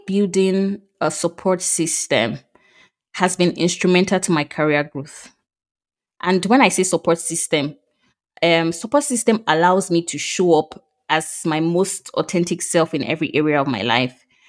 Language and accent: English; Nigeria; moved away as an adult; now in France; I recently moved to France from Nigeria.